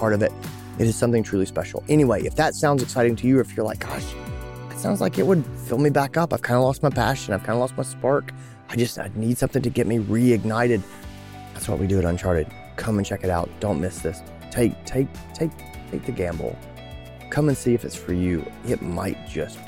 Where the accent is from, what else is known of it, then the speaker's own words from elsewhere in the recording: Greenville, South Carolina, United States; my hometown in Greenville, South Carolina